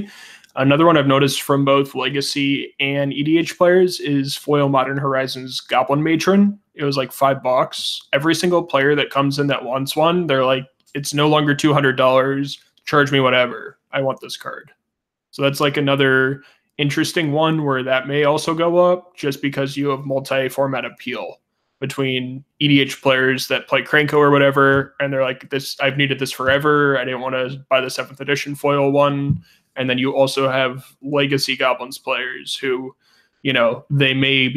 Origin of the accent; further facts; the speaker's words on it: Missouri, United States; accent: Missouri; my Missouri accent